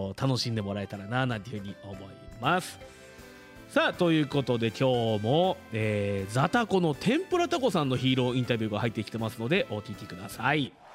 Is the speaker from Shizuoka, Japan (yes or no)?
yes; Fuji, Shizuoka, Japan; 生まれも育ちも富士市ということで